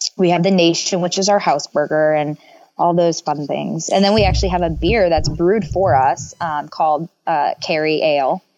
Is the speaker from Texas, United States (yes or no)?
no; Grand Forks, North Dakota, United States; moved away as an adult; now in Cincinnati, United States; my hometown is Grand Forks, North Dakota.